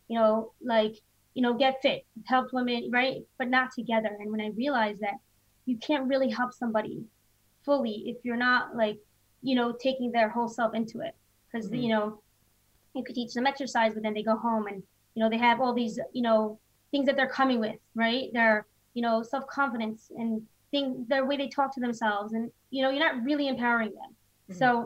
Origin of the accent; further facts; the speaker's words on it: Rockaway, New York, United States; now in Phoenix, United States; I grew up in Rockaway, New York